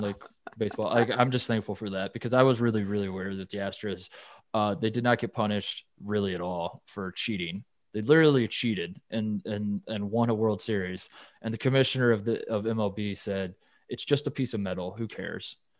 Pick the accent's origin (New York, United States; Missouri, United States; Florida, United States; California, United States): California, United States; Los Angeles; my hometown Dodgers